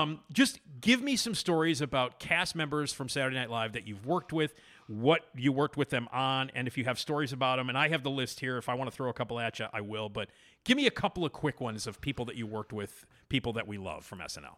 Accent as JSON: {"language": "English", "town": "Chicago", "region": "Illinois", "country": "United States", "said": "I'm from Chicago"}